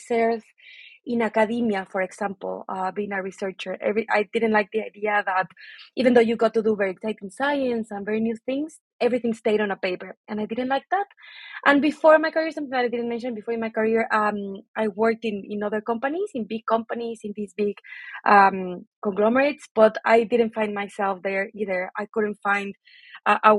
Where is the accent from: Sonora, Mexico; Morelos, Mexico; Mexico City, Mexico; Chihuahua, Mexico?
Mexico City, Mexico; moved away as an adult; also born or lived in Manchester; So I'm originally from Mexico City. I was born and raised there.